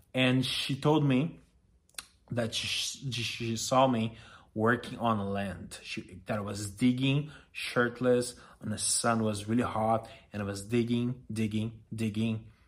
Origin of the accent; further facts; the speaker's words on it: Brazil; English is a second language; moved away as an adult; now in Los Angeles, United States; I'm Brazilian, as you are aware by now, and I moved to L A five years ago